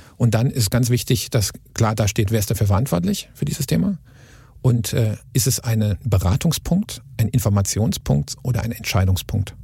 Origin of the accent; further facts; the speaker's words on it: Karlsruhe, Baden-Württemberg, Germany; Wir sind ja aus Karlsruhe